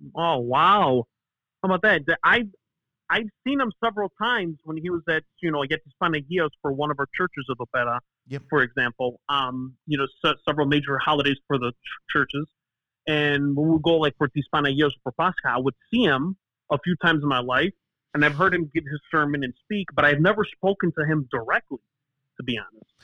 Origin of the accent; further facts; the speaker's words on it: Chicago, Illinois, United States; first language Greek; English is a second language; growing up in Chicago in the '90s as a Bulls fan